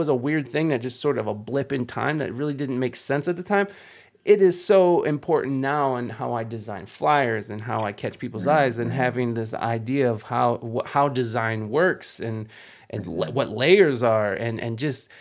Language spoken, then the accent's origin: English; Midwest, United States; moved away; also born or lived in San Diego, California / Michigan; I moved away from the Midwest